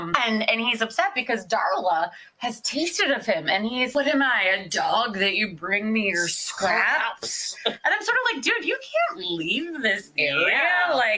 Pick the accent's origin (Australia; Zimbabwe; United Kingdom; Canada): United Kingdom; I'm British, so they'll listen to what I say.